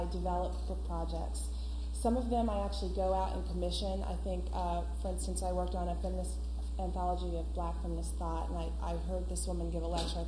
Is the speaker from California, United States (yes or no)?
yes; California, United States; I'm from California and there's very little publishing there